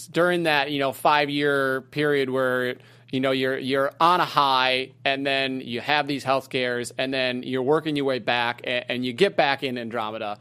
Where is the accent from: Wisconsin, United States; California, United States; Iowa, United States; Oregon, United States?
Wisconsin, United States; I grew up in Wisconsin